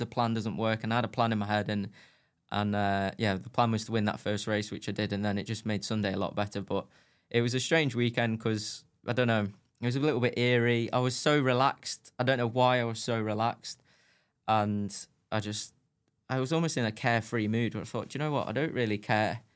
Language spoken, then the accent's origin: English; United Kingdom; I was British